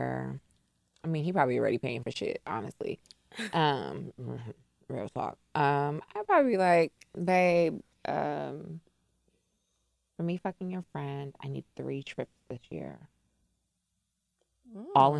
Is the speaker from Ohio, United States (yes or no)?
no; New York, United States; I'm from New York